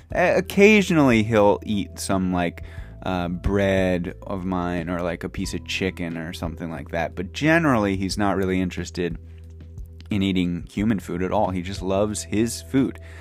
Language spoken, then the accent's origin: English; United States; now in Japan; my home country, the United States